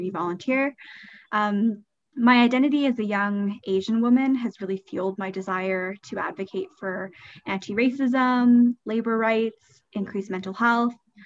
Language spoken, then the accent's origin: English; Edmonton, Alberta, Canada; born and raised in Miskwichi, Wiskayin, or so-called Edmonton